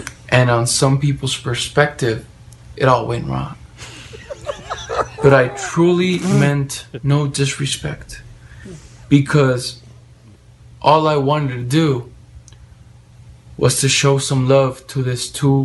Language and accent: English; Calexico, California, United States; also born or lived in Mexicali, Baja California, Mexico; I was studying my elementary school September 11, 2001. In Calexico, California.